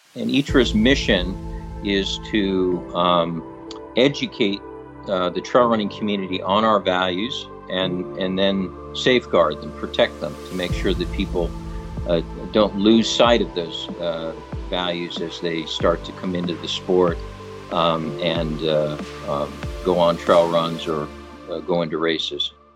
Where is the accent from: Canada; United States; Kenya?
United States; New York; also born or lived in California; now in Sacramento, United States; I grew up on the East Coast in, in New York